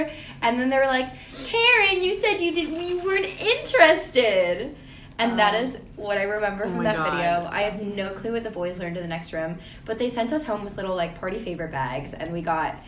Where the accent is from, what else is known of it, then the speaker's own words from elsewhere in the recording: Massachusetts, United States; I'm from Massachusetts, which is a very liberal state.